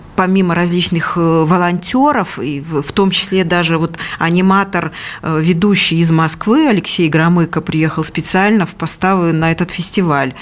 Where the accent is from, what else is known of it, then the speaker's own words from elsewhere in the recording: Belarus; moved away as an adult; now in Moscow Oblast, Russia; я, например, родилась и провела всю свое детство и юность до поступления в институт в этом маленьком городе, и поэтому он мне дорог